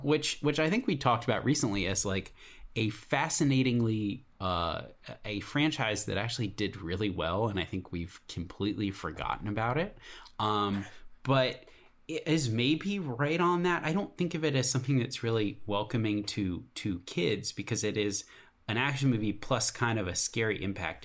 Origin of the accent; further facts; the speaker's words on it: Alexandria, Virginia, United States; I grew up in Alexandria, Virginia